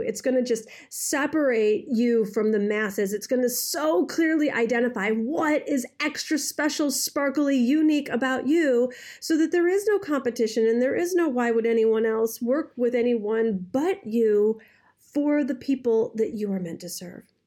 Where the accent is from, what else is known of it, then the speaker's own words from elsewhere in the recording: Detroit, Michigan, United States; I, I, I'm from Detroit